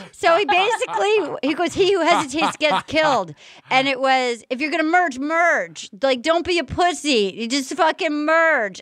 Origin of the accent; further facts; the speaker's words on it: Fall River, Massachusetts, United States; moved away; I'm basically a masshole. I was born in Fall River